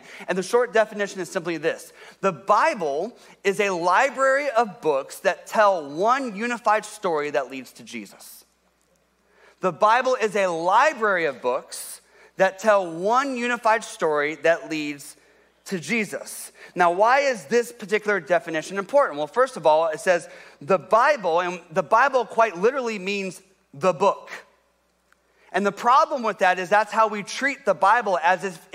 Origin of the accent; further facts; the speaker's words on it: Columbus, Ohio, United States; moved away as an adult; also born or lived in Detroit, Michigan; I grew up in Columbus, Ohio.